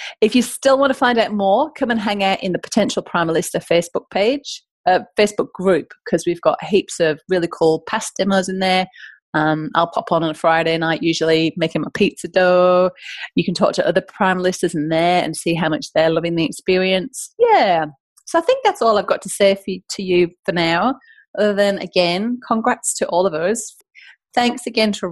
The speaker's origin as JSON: {"language": "English", "region": "the north of England", "country": "United Kingdom", "moved": "yes", "lives_now": "Australia", "said": "I'm from the north of England, in case you're wondering where my accent is from."}